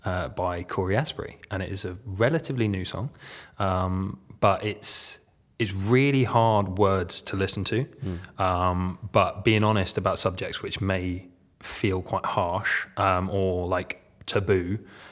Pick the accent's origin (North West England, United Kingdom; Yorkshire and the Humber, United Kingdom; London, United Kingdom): London, United Kingdom; also born or lived in East of England; I'm an officer's kid, so I grew up all over. Yeah. Mainly in the south, the east of England, oh, okay. I guess. Yeah, mainly. London, is probably the place I stayed the longest.